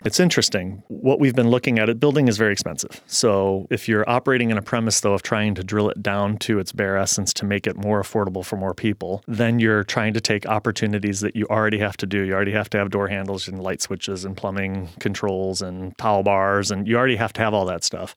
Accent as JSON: {"language": "English", "town": "St. Louis", "region": "Missouri", "country": "United States", "tie": "born or raised there", "also_born_or_lived": "Kansas", "moved": "as an adult", "lives_now": "Seattle, United States", "said": "I grew up in Saint Louis, Missouri, and I moved to Seattle after college"}